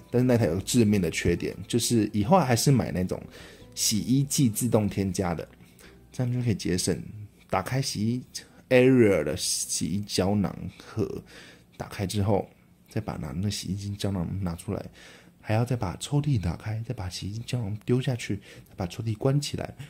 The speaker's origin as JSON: {"language": "Chinese", "country": "Taiwan", "accent": "Taiwanese accent", "said": "身为一个台湾人"}